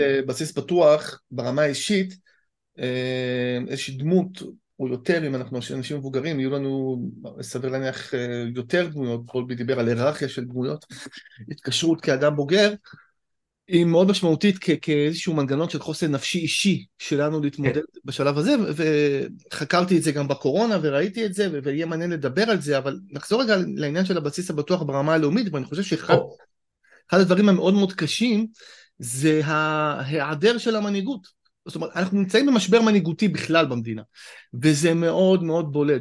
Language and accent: Hebrew; Israel; כישראלי אני תמיד אומר, אני חייתי בחו"ל כמה שנים